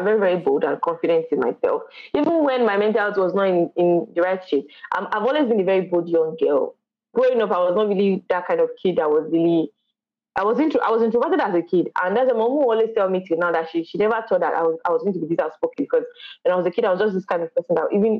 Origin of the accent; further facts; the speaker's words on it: Kwara, Nigeria; I'm from Kwara State.